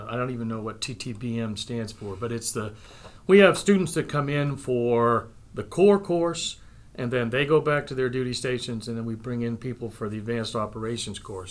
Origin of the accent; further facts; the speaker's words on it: Calais, Maine, United States; moved away; also born or lived in St. Stephen, New Brunswick, Canada; I was born and brought up in the area around Calais, Maine, St. Stephen, New Brunswick